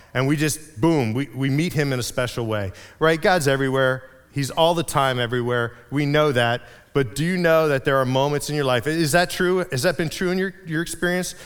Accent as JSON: {"language": "English", "town": "Reading", "region": "Pennsylvania", "country": "United States", "tie": "born or raised there", "said": "I grew up in Reading, in Berks County"}